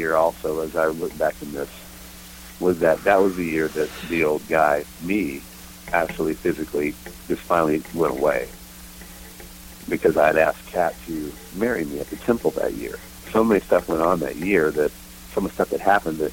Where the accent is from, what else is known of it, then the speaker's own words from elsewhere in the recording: Texas, United States; moved away as an adult; He called me … because I was from …as